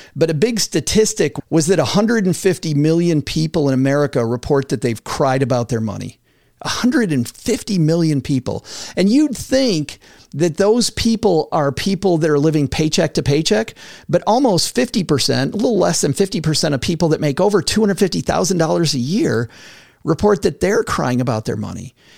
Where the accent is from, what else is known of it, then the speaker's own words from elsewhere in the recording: West Michigan, United States; I'm from West Michigan, so everything is agriculture